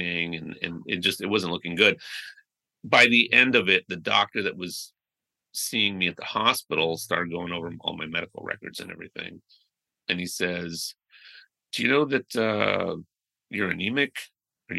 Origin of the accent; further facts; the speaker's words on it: United States; I was born here in the States